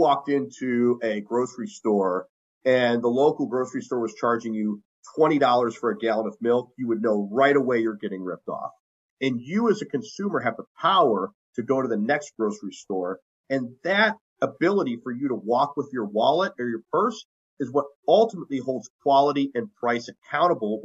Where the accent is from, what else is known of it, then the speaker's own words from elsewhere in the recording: Ohio, United States; in my home state of Ohio